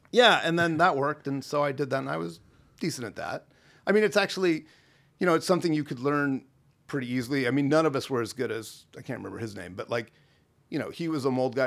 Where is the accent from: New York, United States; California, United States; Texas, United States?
California, United States; Los Angeles; Grew up mostly on the, uh, on the same block that the Groundlings Theater is on Melrose